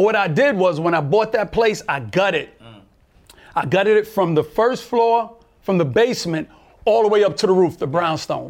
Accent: New York City, New York, United States; I'm from Brooklyn, New York

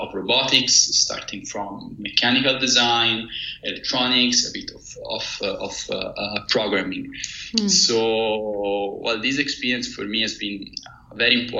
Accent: Pisa, Tuscany, Italy; moved away as an adult; now in Switzerland; I come from Pisa, mm-hmm. In Italy, mm-hmm. where I did most of my studies.

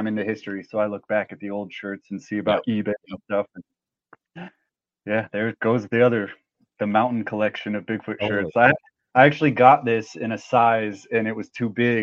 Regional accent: Truckee, California, United States; Growing up in the Lake Tahoe, Truckee area, being mountains, lakes

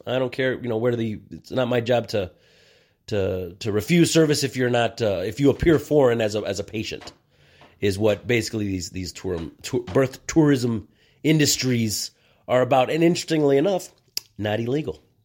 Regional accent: United States; I am an American of Mexican descent

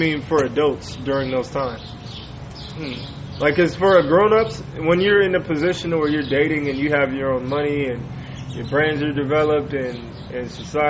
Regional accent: Inglewood, California, United States; Because I was born and raised in Inglewood

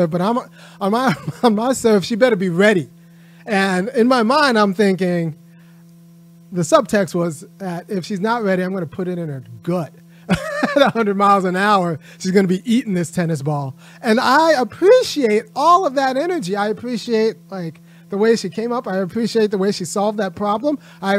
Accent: Southern California, United States; I grew up in Southern California

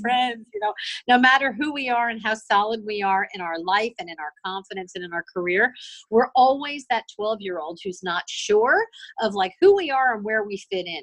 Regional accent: Miami, Florida, United States; I'm from Miami. I grew up in Miami

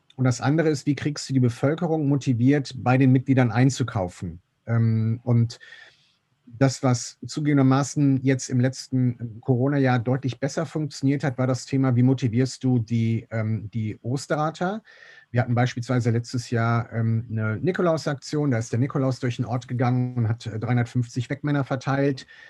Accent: Meerbusch, North Rhine-Westphalia, Germany; bin gebürtiger Meerbuscher, bin in Land geboren

